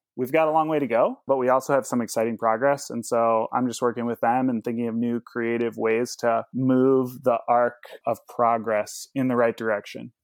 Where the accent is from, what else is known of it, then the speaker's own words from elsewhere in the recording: Indianapolis, Indiana, United States; I hail from Indianapolis, Indiana